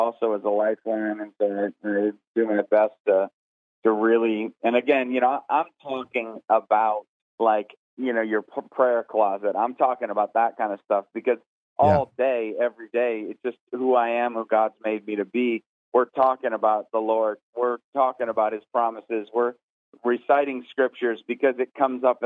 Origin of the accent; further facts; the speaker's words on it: Northeast, United States; also born or lived in the South; now in Southern United States; I'm from the Northeast